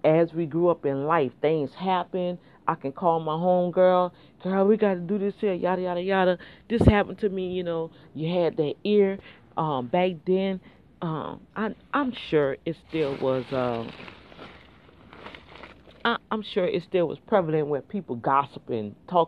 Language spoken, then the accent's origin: English; New Orleans, Louisiana, United States; moved away; That's how we grew up back in New Orleans